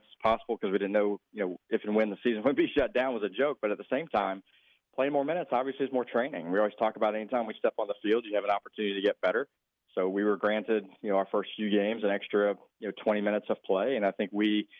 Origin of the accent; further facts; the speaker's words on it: Georgia, United States; moved away; Georgia Tech is the only one remaining at this point, which I think they need to get it together for my home state.